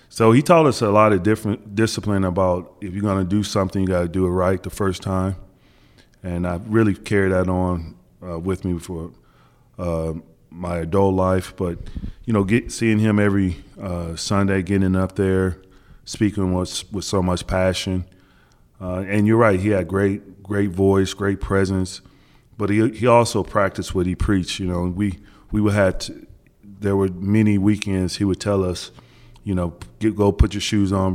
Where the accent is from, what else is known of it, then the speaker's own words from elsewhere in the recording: Wichita, Kansas, United States; moved away as an adult; also born or lived in New Jersey; growing up in Wichita, Kansas, we used to get a lot of the Big East games.